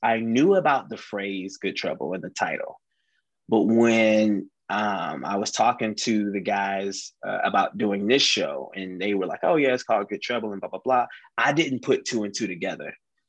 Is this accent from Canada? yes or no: no; the South, United States; you know, we're from the South. We don't know how to handle that snow.